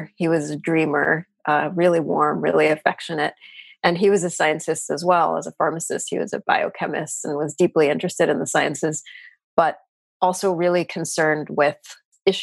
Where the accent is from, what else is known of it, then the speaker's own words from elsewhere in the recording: New York City, New York, United States; So I grew up in New York City. I am a native New Yorker. I grew up in Queens